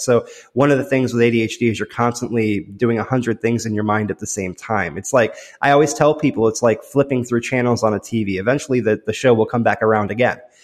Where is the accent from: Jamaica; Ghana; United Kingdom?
United Kingdom; London; I was born in London